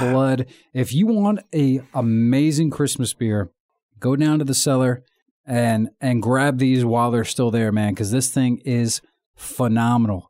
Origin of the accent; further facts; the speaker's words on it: Virginia, United States; accent: American; I'm from America, uh, Virginia